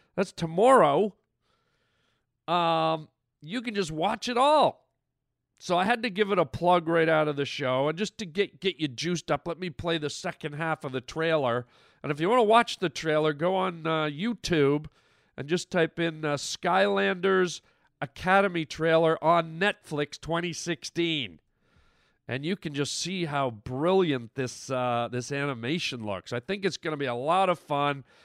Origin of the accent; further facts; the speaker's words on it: Canada; now in United States; I'm from Canada. I never voted in Canada